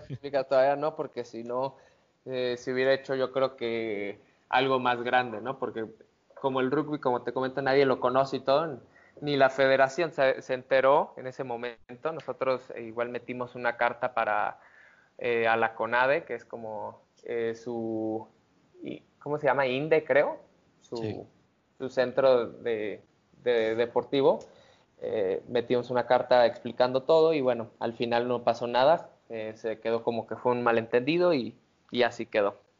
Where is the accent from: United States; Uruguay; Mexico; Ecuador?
Mexico; como mexicano